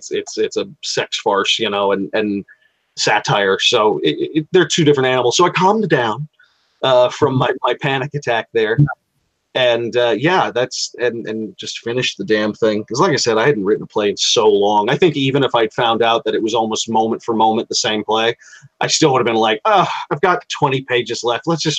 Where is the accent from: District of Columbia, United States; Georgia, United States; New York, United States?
Georgia, United States; Savannah; I'm from Savannah. At least that's what I say because I'm an Army brat. And I settled down there when I was 23, and my mother and father had met there and got married there.